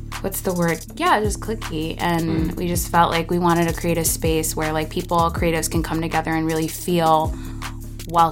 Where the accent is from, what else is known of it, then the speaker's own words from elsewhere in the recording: New York City, New York, United States; now in Chicago, United States; I'm originally from New York City, born and raised. I was Brooklyn, Fort Greene.